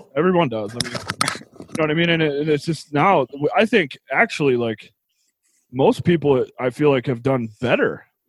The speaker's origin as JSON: {"language": "English", "region": "Tennessee", "country": "United States", "tie": "born or raised there", "said": "I was born in Tennessee"}